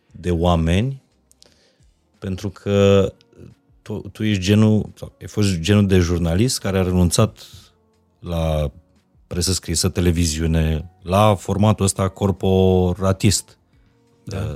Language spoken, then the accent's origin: Romanian; Romania; Că sunt român.